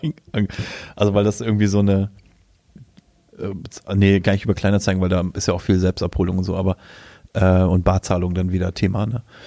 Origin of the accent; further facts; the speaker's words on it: Germany; weil ich ja auch in Deutschland geboren bin